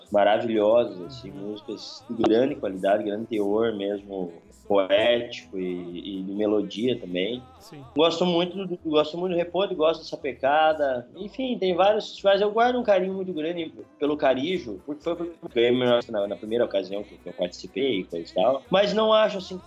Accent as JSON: {"language": "Portuguese", "town": "Não-Me-Toque", "region": "Rio Grande do Sul", "country": "Brazil", "tie": "born or raised there", "also_born_or_lived": "Passo Fundo", "said": "Nametoque, a cidade onde eu nasci"}